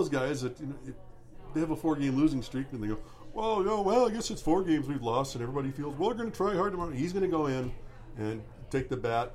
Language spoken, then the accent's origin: English; Red Wing, Minnesota, United States; I grew up in Red Wing, Minnesota.